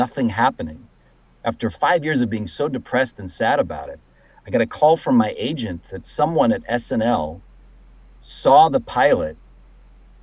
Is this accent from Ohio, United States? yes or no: yes; Cleveland, Ohio, United States; I grew up in Cleveland